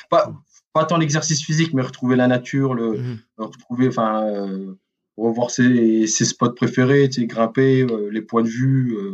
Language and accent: French; Mulhouse, Grand Est, France; parce que bon, moi, je suis originaire de Mulhouse, hein